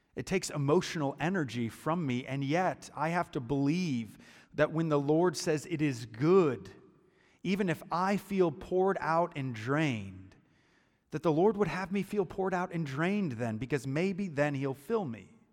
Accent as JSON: {"language": "English", "country": "United States", "also_born_or_lived": "Chicago", "moved": "as an adult", "said": "I'm from Muscuda"}